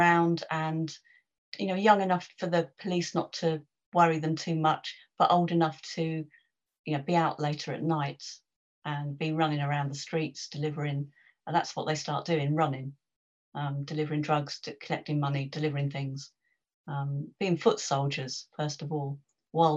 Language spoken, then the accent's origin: English; London, United Kingdom; I'm a West Londoner